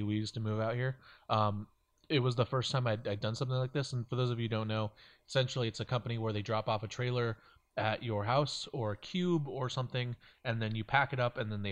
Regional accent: San Diego, California, United States; moved away as an adult; now in Boulder City, United States; I come from San Diego

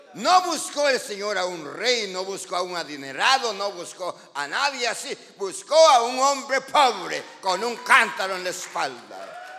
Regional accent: Guatemala; los que somos de Guatemala

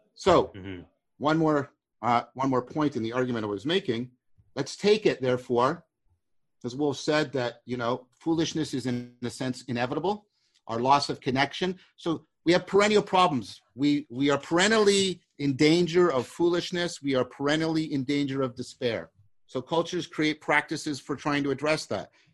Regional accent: Canada; I'm a Canadian

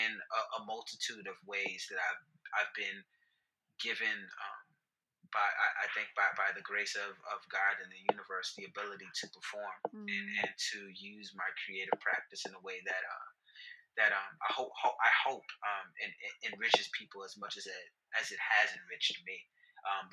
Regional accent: New York City, New York, United States; I am a cis hetero Black man who was born and raised in the Bronx

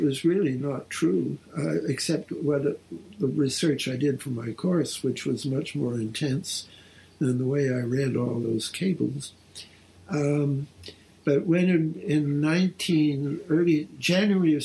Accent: Canada; moved away as an adult; I'm a Canadian

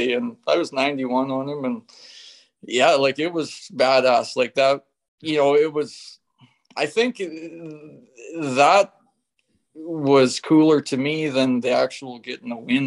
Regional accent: Northern British Columbia, Canada; moved away; I grew up in Northern BC

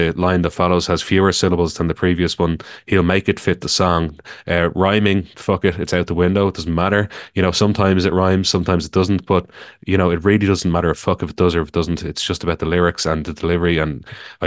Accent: Ireland; I'm from Ireland

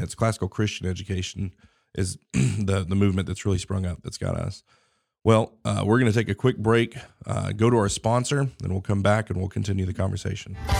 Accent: Colorado, United States; I was born in Colorado

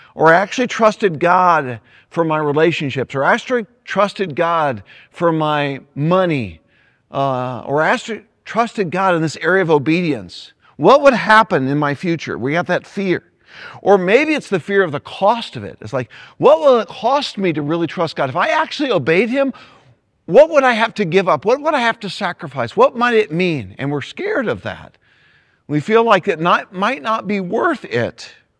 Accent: Greenwood, Indiana, United States; my hometown, Greenwood, Indiana.

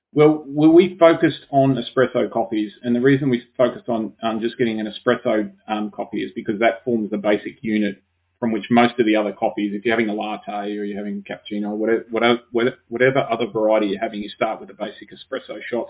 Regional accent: Brisbane, Queensland, Australia; I'm from Brisbane in Queensland

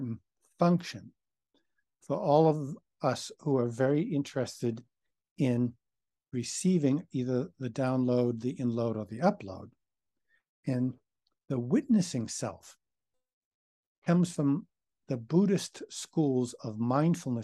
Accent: Boston, Massachusetts, United States; Me being an Irishman and from Boston

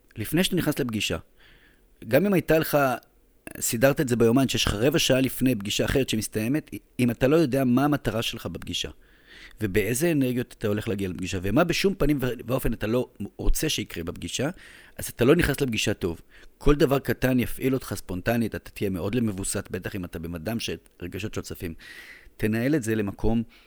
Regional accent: Jerusalem, Jerusalem District, Israel; moved away as an adult; now in Tel Aviv, Israel; אני ירושלמי דתי מבני עקיבא

